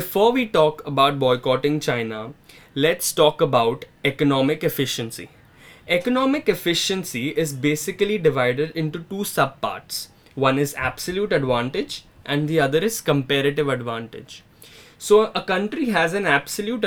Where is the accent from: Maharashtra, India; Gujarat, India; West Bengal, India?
Maharashtra, India; Mumbai; moved away as an adult; now in New Delhi, India; I'm from Mumbai